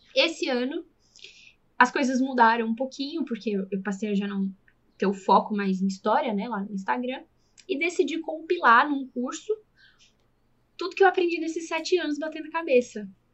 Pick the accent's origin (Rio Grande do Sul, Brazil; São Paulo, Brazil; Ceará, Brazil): São Paulo, Brazil; also born or lived in south of Minas Gerais; now in Belo Horizonte, Brazil; eu sou paulista